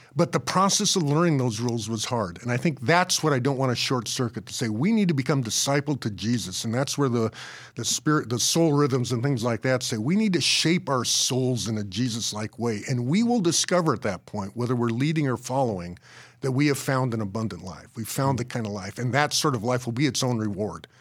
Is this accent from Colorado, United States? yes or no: yes; Colorado, United States; I grew up in Colorado